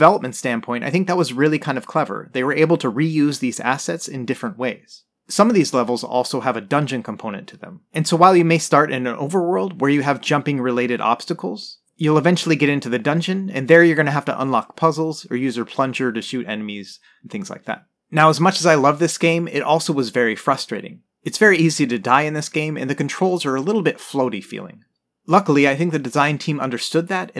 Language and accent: English; United States; I grew up in the United States